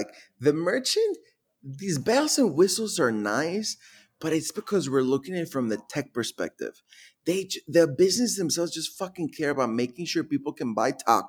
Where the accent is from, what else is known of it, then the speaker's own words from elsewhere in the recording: Milwaukee, Wisconsin, United States; also born or lived in Mexico; So my family immigrated from Mexico to Milwaukee when I was 13.